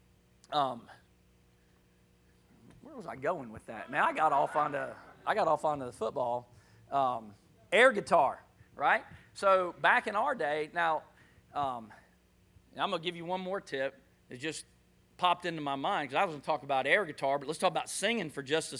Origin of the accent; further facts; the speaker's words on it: Jacksonville, Florida, United States; moved away; also born or lived in Louisiana; I'm from Florida. Actually, I was born in NAS, Jacksonville. But I was in Louisiana at the time, moved here from Louisiana